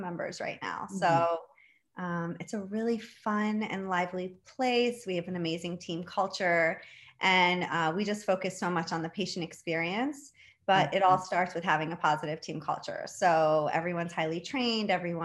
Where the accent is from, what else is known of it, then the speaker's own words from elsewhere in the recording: Baltimore, Maryland, United States; So I am a Baltimore native. I grew up in Baltimore, Maryland, and did all of my education here